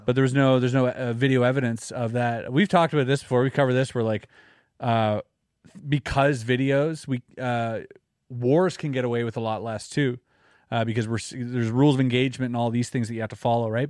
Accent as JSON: {"language": "English", "country": "Canada", "said": "I'm from Canada."}